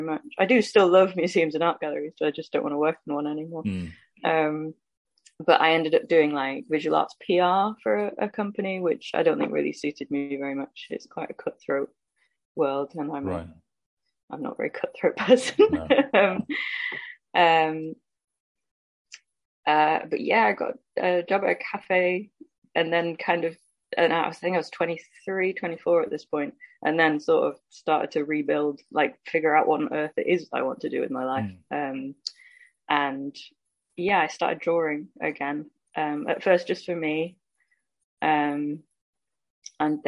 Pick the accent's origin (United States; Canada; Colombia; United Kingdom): United Kingdom; Stockport, North West England; moved away as an adult; also born or lived in Leicester / London; I grew up in Stockport near Manchester.